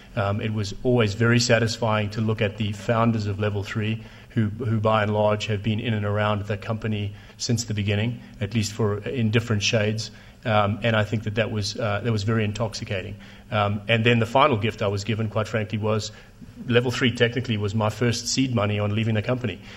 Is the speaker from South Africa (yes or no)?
yes; South Africa; moved away; I speak Afrikaans and Zulu too, because I grew up in South Africa